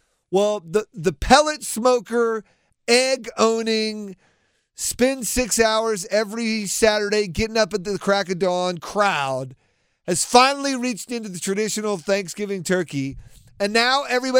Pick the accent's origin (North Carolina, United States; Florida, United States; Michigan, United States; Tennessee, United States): North Carolina, United States; Raleigh; I'm from Raleigh